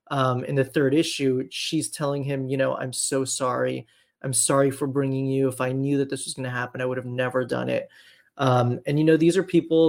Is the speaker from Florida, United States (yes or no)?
yes; Miami, Florida, United States; growing up in Miami, which is this huge immigrant community from Latin America